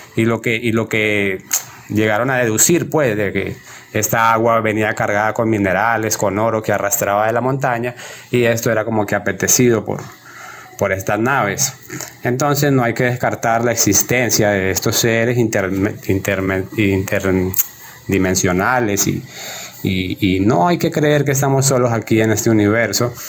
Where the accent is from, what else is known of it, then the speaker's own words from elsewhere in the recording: Colombia; moved away as an adult; now in Ecuador; yo soy colombiano, eh, pero vivo aquí en Ecuador desde hace unos ocho años.